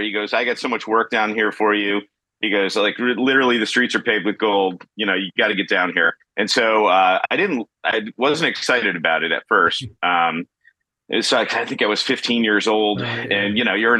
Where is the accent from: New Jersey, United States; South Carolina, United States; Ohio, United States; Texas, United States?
Ohio, United States; North Olmsted; now in Tampa, United States; I was born in North Olmsted, Ohio, which is a suburb outside of Cleveland. So I grew up being a Cleveland Brown fan